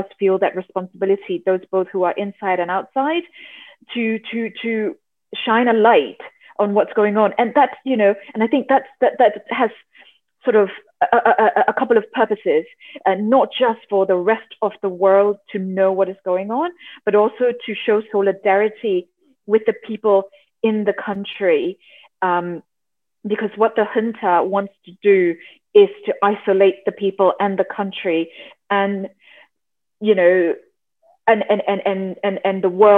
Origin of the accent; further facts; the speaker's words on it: Yangon, Yangon Region, Myanmar; moved away; growing up in Yangon, Myanmar